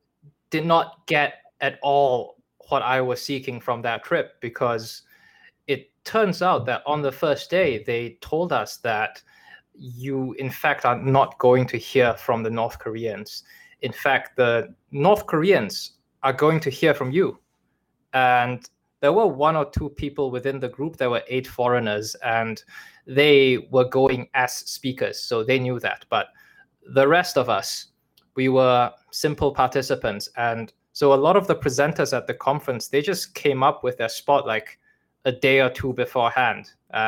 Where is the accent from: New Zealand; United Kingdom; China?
China; born there; that stems from how I was born in China